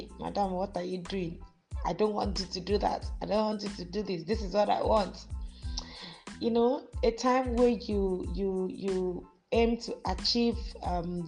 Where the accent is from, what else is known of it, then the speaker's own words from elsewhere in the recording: Akwa Ibom, Nigeria; also born or lived in Lagos State; now in Lagos, Nigeria; I am from Akwa Ibom State, but I reside in Lagos State.